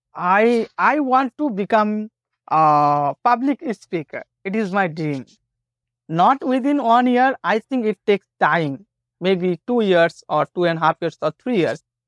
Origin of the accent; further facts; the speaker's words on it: Bengal, India; first language Bengali; English is a second language; My native language is, I am a Bengali